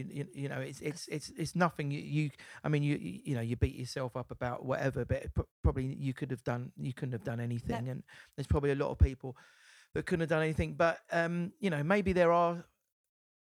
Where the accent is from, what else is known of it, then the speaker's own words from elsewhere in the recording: Essex, East of England, United Kingdom; come from Essex, so I'm proud of my Essex roots.